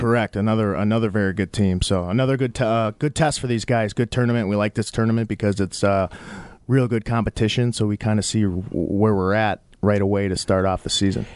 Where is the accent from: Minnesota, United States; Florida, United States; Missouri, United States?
Minnesota, United States; also born or lived in Wisconsin / Bronx, New York; third grade, we moved to Minnesota. um, and that's where I basically grew up